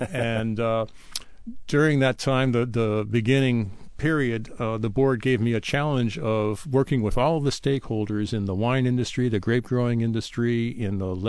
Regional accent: Seattle, Washington, United States; also born or lived in Detroit, Michigan / New York; Long-time Seattleite. I was born in Detroit, had 10 years in New York, and then came out here for junior high school and high school.

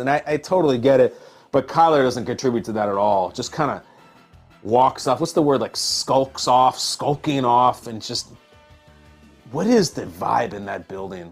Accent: Illinois, United States; I grew up in Illinois.

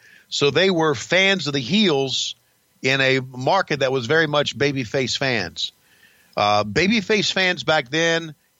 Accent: the South, United States; I know I'm a redneck from the South

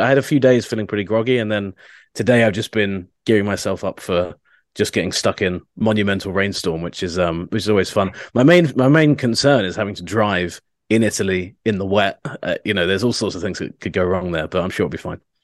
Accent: United Kingdom; as a Brit

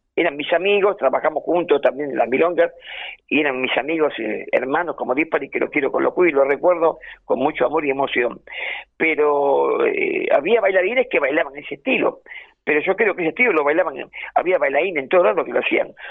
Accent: Buenos Aires, Argentina; yo me crié en Boedo

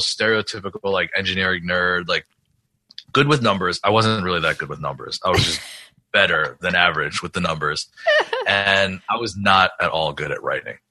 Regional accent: New York, United States; moved away; I grew up in New York

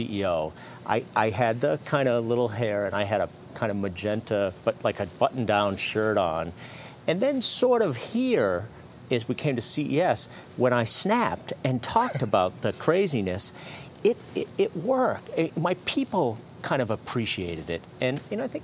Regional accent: Fitchburg, Massachusetts, United States; I was born in Fitchburg, Massachusetts.

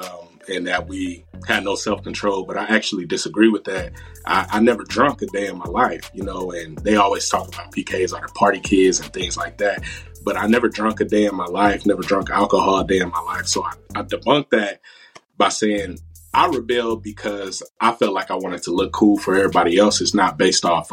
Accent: Dayton, Ohio, United States; So I'm 27 and I grew up in Dayton, Ohio

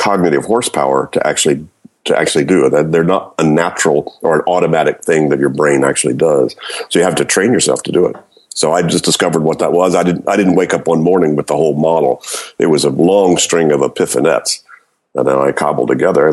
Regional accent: Louisiana, United States; moved away as an adult; also born or lived in Florida / Berkeley, California; I grew up in Louisiana, went to school in Florida, got into grad school in Berkeley

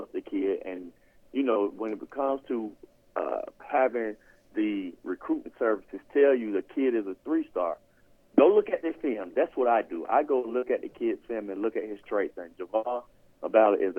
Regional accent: Washington County, Georgia, United States; I'm from Washington County.

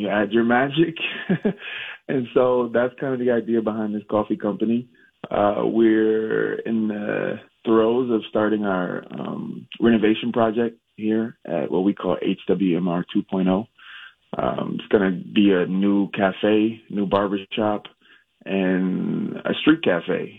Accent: Minnesota, United States; also born or lived in Jackson, Mississippi; Moved to Minnesota when I was seven, uh, and went to North High

